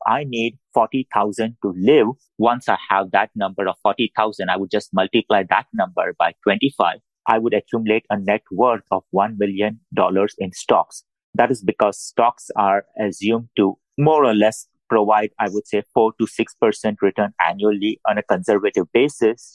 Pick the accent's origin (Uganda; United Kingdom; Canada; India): India; English is a second language; moved away as an adult; now in United States; I moved from India